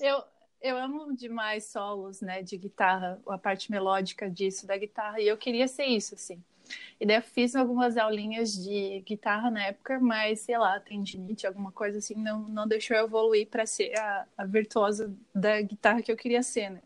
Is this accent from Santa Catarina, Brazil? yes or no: yes; Joinville, Santa Catarina, Brazil; moved away; Joinville, onde eu morava, né, onde eu cresci.